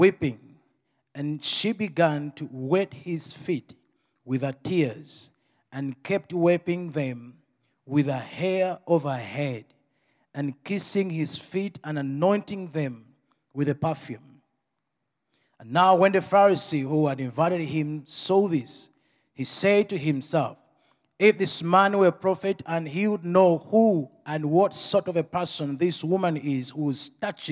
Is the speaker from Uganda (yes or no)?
yes; Uganda; I come from Uganda